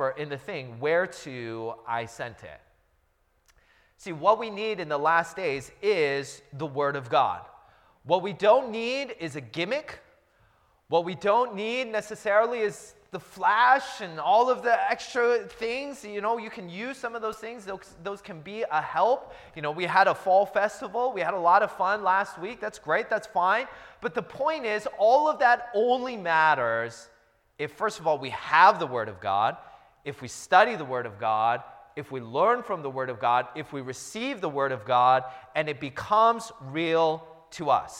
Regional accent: Seattle, Washington, United States; also born or lived in Los Angeles area; now in Los Angeles, United States; I'm from the Seattle area

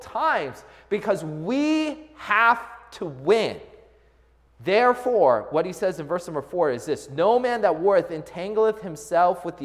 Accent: Seattle, Washington, United States; I grew up in the Seattle area.

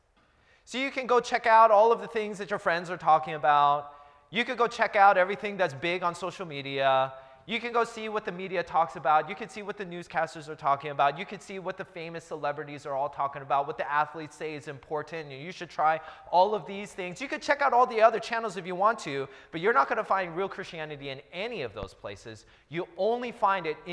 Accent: Seattle, Washington, United States; also born or lived in Los Angeles area; now in Los Angeles, United States; I'm from the Seattle area

